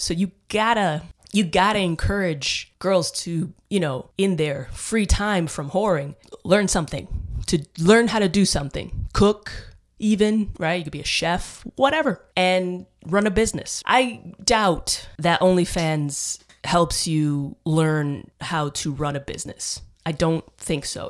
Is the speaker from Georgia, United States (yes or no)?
no; New York City, New York, United States; now in Austin, United States; I grew up in the Bronx.